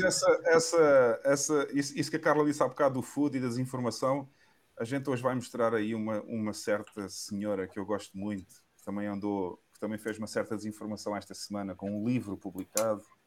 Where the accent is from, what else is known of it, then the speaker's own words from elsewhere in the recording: Portugal; Eu adoro Portugal, é o país onde eu nasci